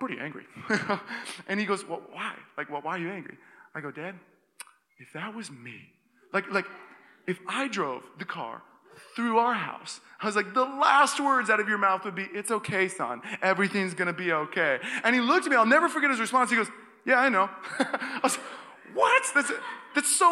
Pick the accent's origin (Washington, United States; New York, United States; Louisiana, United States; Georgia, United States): Washington, United States; Seattle; now in Walnut Creek, United States; I grew up in Seattle, Washington